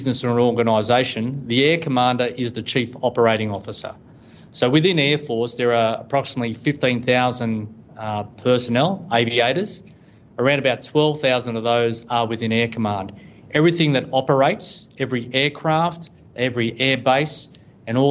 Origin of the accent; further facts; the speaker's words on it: Brisbane, Queensland, Australia; also born or lived in Sydney, New South Wales / Woodhall Spa, Lincolnshire, England; I moved as a child from Sydney up to Brisbane and completed my high school there